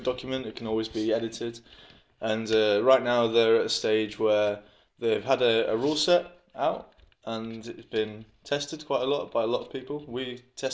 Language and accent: English; United Kingdom; now in Denmark; I'm British, living in Denmark.